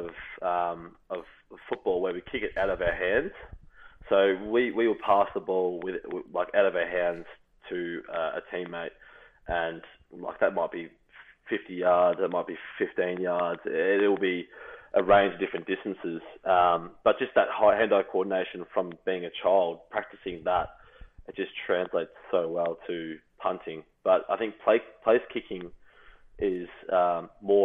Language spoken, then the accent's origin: English; Australia; moved away as an adult; now in Illinois, United States; being another Australian